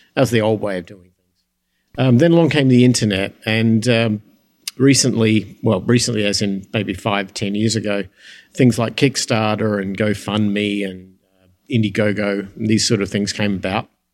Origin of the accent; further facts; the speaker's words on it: United States; my hometown here